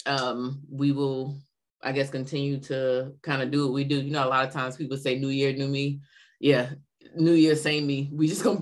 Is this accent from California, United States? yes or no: no; Savannah, Georgia, United States; I'm from Savannah too.